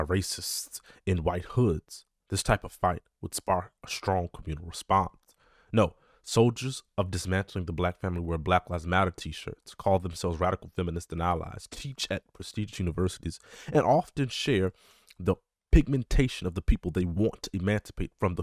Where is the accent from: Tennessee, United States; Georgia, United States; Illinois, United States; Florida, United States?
Illinois, United States; Chicago; my city, my hometown, Chicago